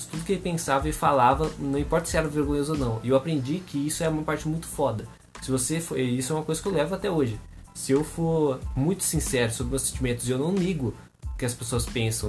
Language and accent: Portuguese; Artur Nogueira, São Paulo, Brazil; moved away; also born or lived in Limeira; eu morei grande parte da minha vida em Arthur Nogueira